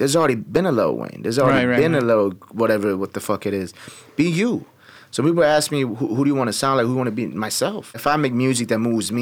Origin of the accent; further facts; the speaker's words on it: Tehran, Tehran Province, Iran; also born or lived in Turkey; now in Chicago, United States; Born and raised in Tehran, Iran